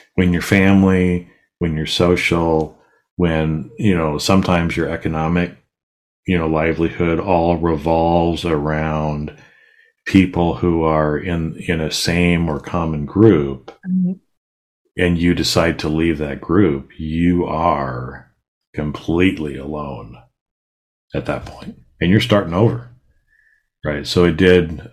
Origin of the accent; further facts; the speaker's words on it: Boise, Idaho, United States; I grew up in Boise, so it's not like there's a bunch of water there